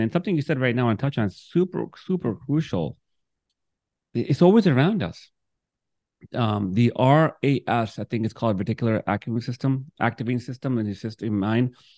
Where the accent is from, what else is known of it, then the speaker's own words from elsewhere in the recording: New York, United States; also born or lived in Miami, Florida; I'm from Brooklyn